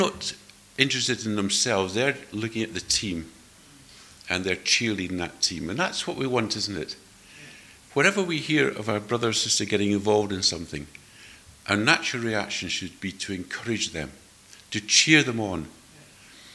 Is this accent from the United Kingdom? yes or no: yes; Edinburgh, Scotland, United Kingdom; moved away; I was brought up in Edinburgh, and Edinburgh people have a reputation for being rather cool